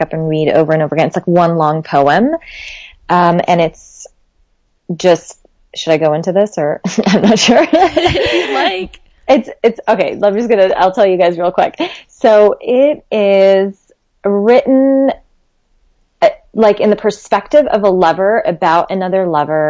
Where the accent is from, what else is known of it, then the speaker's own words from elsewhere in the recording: Lebanon; my home country, Lebanon